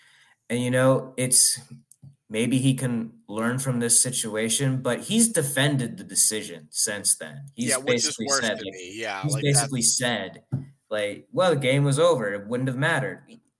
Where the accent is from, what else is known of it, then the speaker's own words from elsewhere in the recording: Florida, United States; We're from Florida, where this is fucking Detroit.